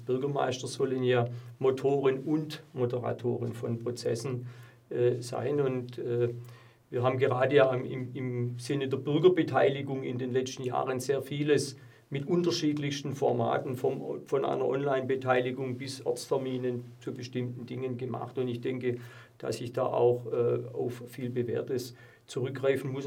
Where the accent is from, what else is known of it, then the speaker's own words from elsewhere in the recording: Plochingen, Baden-Württemberg, Germany; meine Heimatstadt, äh, der ich äh, zutiefst verbunden bin